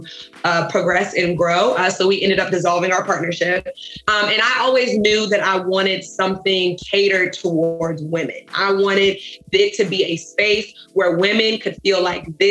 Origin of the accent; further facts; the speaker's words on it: Richmond, Virginia, United States; also born or lived in Chesterfield, Virginia; I'm originally from Richmond, Virginia